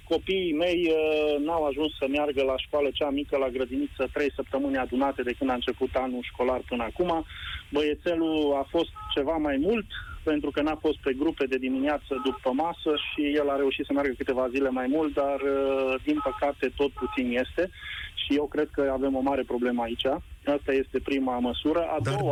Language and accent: Romanian; Timișoara, Timiș County, Romania; eu sunt din Timișoara